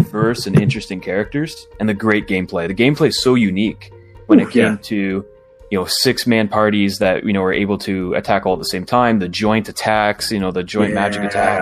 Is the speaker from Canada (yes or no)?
yes; Canada; me being Canadian.